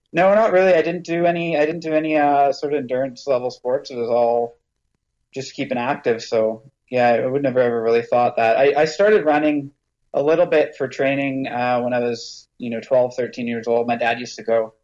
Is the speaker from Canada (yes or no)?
yes; Chilliwack, British Columbia, Canada; moved away as an adult; now in Brentwood Bay, Canada; Chilliwack's my hometown. I was born and raised there.